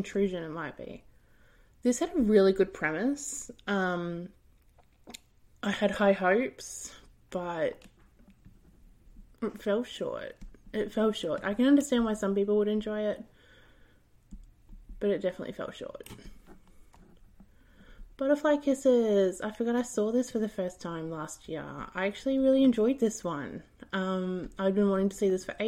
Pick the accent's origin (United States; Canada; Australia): Australia; I'm from Australia